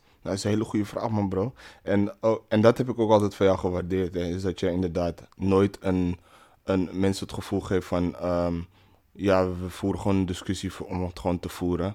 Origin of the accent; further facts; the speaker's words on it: Netherlands; Ik ben eh, geboren en getogen in Nederland.